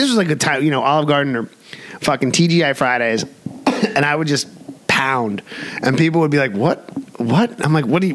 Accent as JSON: {"language": "English", "town": "New York City", "region": "New York", "country": "United States", "tie": "born or raised there", "moved": "as an adult", "said": "I grew up in New York City"}